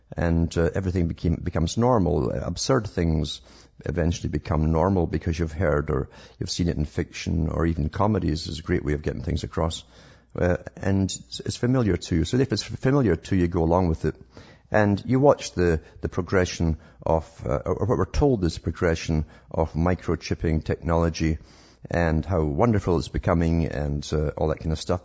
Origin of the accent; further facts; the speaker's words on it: United Kingdom; I grew up in Britain